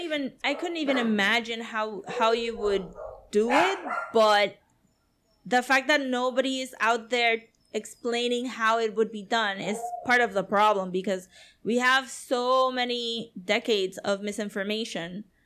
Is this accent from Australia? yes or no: no; Puerto Rico; Puerto Ricans